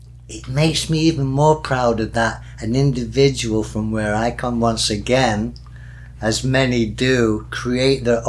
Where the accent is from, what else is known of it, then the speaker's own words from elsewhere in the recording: Denton, North West England, United Kingdom; moved away; he is from my hometown